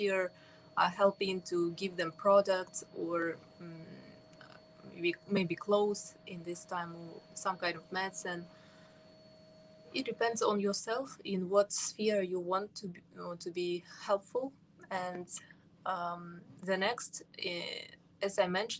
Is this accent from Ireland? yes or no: no; Kazakhstan; I'm from Kazakhstan.